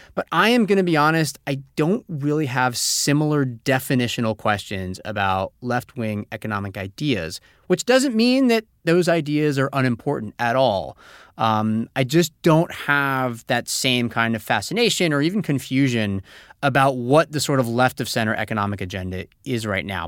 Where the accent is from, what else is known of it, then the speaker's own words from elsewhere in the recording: Monterrey, Nuevo León, Mexico; I'm from Monterrey, Mexico